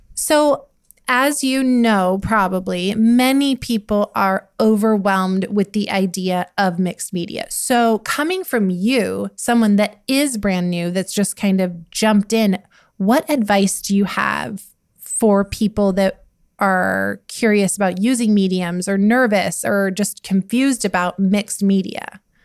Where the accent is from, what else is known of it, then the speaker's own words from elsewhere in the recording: United States; I grew up in Montana, Wyoming